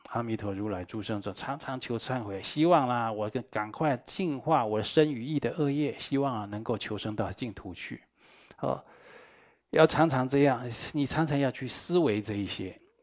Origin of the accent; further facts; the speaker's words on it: Taiwan; 我们台湾话讲